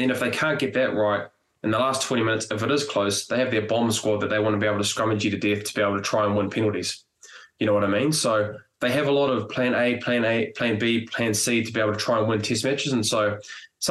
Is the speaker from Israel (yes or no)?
no; New Zealand; as a Kiwi